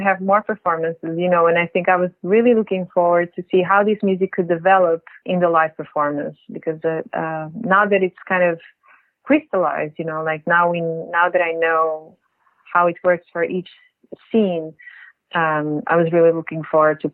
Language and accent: English; Lisbon, Portugal; now in New York, United States; I'm from Lisbon